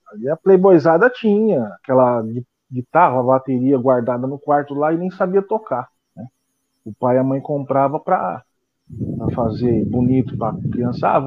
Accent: Penápolis, São Paulo, Brazil; also born or lived in São José do Rio Preto; eu sou da cidade de Penápolis, né? Eu nasci em São José do Rio Preto, que é interior de São Paulo, e com três anos eu fui para Penápolis.

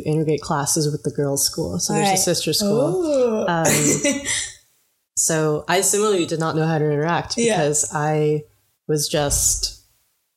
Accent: Connecticut, United States; I was born and raised in Connecticut

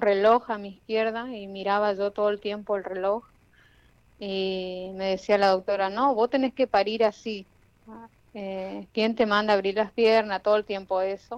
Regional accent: Jardín América, Misiones, Argentina; yo soy de Jardín América Misiones

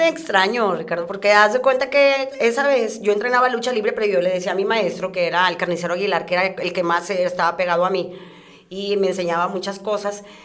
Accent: Guadalupe, Nuevo León, Mexico; yo siempre he ah, vivido en, el municipio de Guadalupe.

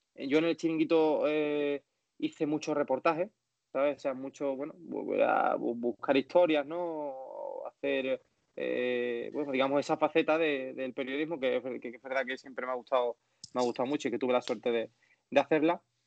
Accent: Andalusia, Spain; accent: Andalusian; por ser andaluz tengo que mantener eh, mi acento siempre

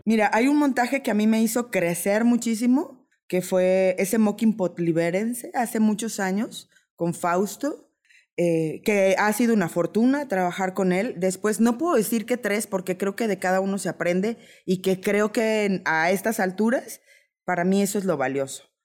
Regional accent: Mexico; como buena mexicana me adapto

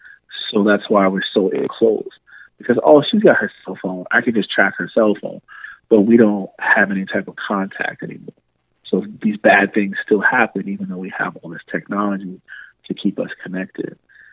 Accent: Miami, Florida, United States; when you grow up in a city like that, and you know that growing up in Miami, you have a little bit of a thicker skin.

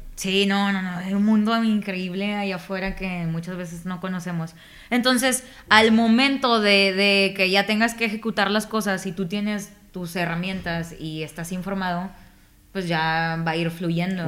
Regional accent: Nuevo Laredo, Tamaulipas, Mexico; yo soy de Nuevo Laredo, Tamaulipas

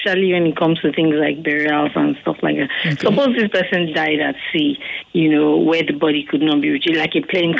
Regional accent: Edo, Nigeria; I'm from Edo State.

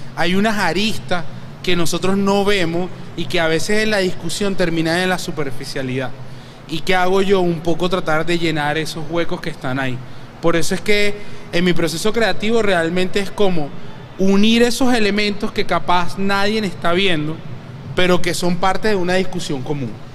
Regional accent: Venezuela; como venezolanos hay demasiado que contar de nosotros

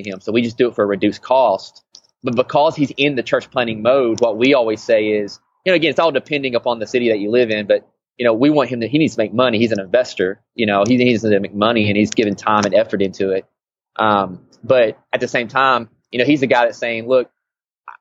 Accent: Tennessee, United States; moved away as an adult; now in Portland, United States; I'm originally from Tennessee

